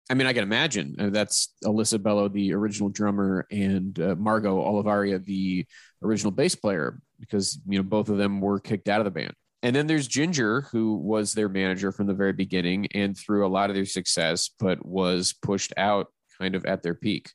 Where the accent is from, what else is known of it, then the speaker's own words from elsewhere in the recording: Pittsburgh, Pennsylvania, United States; I'm from Pittsburgh, so that like mid Atlantic area, I am very familiar with that type of accent.